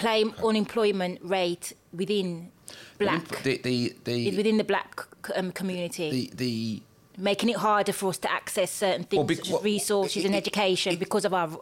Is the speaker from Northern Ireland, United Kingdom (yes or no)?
no; Birmingham, West Midlands, United Kingdom; Growing up in Birmingham as a young black boy, I'm from Birmingham, growing up as a young black girl.